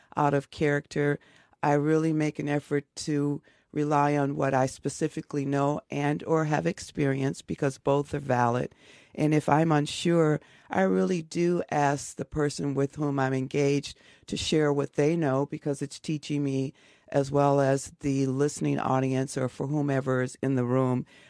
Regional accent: Chicago, Illinois, United States; Growing up in Chicago

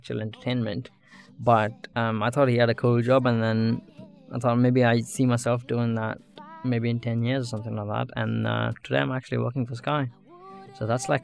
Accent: Bangalore, Karnataka, India; moved away as an adult; now in United Kingdom; I'm from Bangalore, southern city in India. I studied there, completed my high school, and then moved over to the UK to study at the university

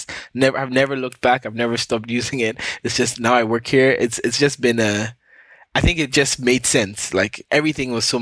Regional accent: Ghana; now in Canada; I live in Canada. I was born and raised in Ghana

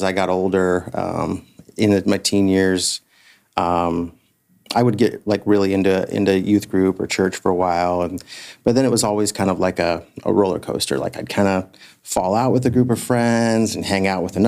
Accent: west of Warsaw, Kosciusko County, Indiana, United States; We grew up in Edna Green

